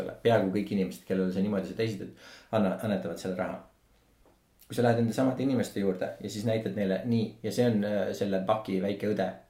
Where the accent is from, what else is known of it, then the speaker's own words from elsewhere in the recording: Estonia; me oleme eestlased